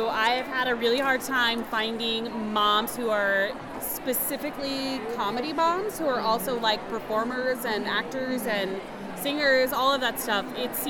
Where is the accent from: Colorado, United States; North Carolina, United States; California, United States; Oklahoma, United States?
Oklahoma, United States; Shut your mouth. I'm from Oklahoma.